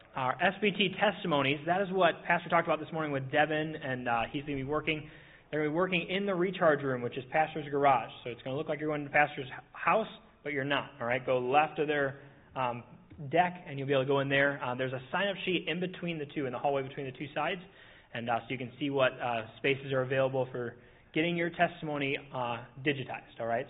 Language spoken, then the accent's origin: English; Minnesota, United States; moved away; maybe I'm from Minnesota